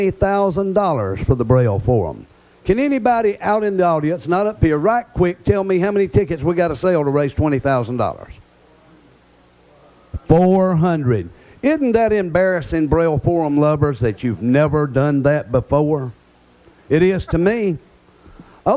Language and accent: English; Alabama, United States; I'm from Alabama.